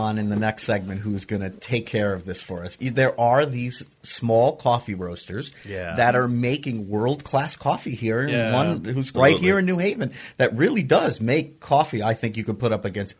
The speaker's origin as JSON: {"language": "English", "country": "United States", "said": "we're American"}